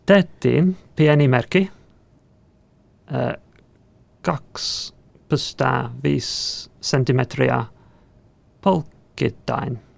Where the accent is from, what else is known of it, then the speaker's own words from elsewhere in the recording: England, United Kingdom; Finnish is a second language; now in Helsinki, Finland; olen ohjel, ohjelmistoinsinööri Lidfiderssä Helsingissä. Muutin Suomen Englannista viime kesäkuussa.